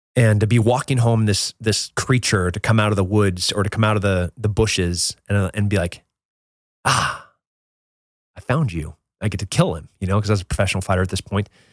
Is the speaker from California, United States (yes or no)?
yes; Central California, United States; I grew up in Central California